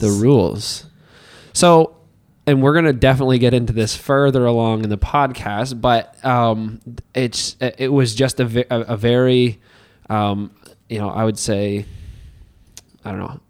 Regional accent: Hartland, New Brunswick, Canada; now in Miramichi, Canada; I came from Heartland, New Brunswick

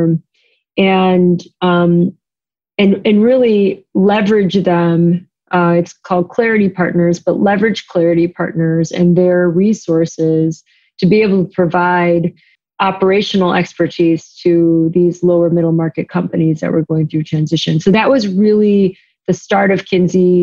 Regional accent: Chicago, Illinois, United States; moved away as an adult; also born or lived in East Coast; I am from Chicago. And I, during my time at the firm, moved back to Chicago

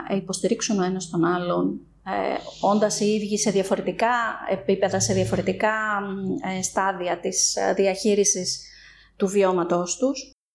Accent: Thessaloniki, Central Macedonia, Greece; moved away as an adult; now in Athens, Greece; καθώς είμαι από τη Θεσσαλονίκη, παρότι τα τελευταία χρόνια ζω και δραστηριοποιούμε στην Αθήνα

